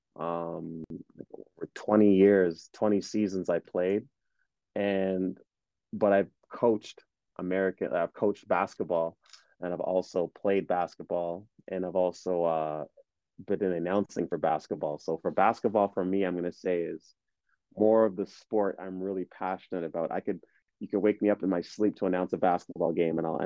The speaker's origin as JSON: {"language": "English", "town": "Ottawa", "region": "Ontario", "country": "Canada", "tie": "born or raised there", "also_born_or_lived": "Kenya / Uganda", "said": "We moved here to Canada in 1990 when I was five. And we've been here ever since. And, you know, outside of that, I was able to grow up here"}